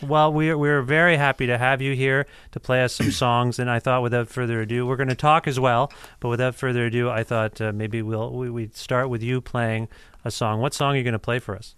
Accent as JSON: {"language": "English", "town": "Cambridge", "region": "Ontario", "country": "Canada", "moved": "as an adult", "lives_now": "Guelph, Canada", "said": "I'm from uh, just outside of Guelph, Cambridge."}